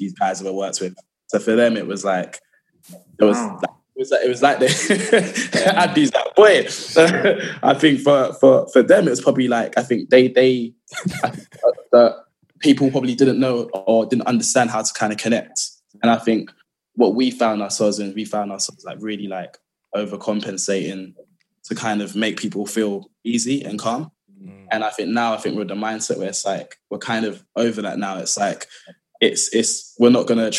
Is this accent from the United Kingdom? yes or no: yes; London, United Kingdom; I'm from, like, as all of us are, I think, from South London. Born and raised in Lewisham.